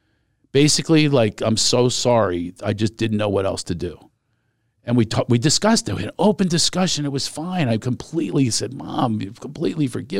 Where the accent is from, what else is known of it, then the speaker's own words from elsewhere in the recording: Ireland; You know, because I have all these shame spots with being Irish.